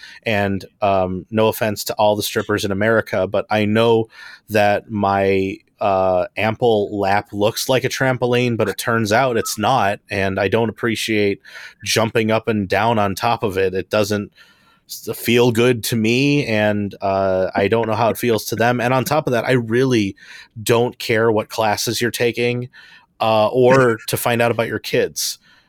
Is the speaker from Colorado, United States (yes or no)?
no; Homewood, Illinois, United States; I am from Homewood, Illinois.